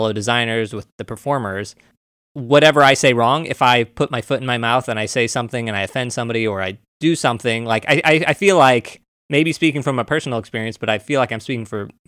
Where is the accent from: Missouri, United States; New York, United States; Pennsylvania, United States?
Missouri, United States; I'm from Missouri. I'm from a white suburb.